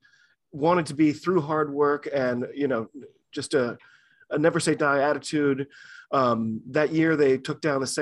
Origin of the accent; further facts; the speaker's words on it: United States; I'm an American rugby fan